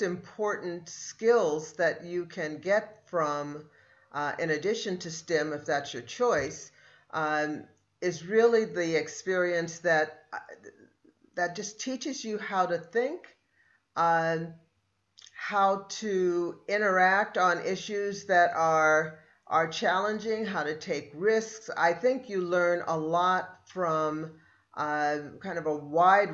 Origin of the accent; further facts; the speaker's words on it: Oakland, California, United States; also born or lived in Davis, California; I grew up in Oakland. So I was a local kid, went to public school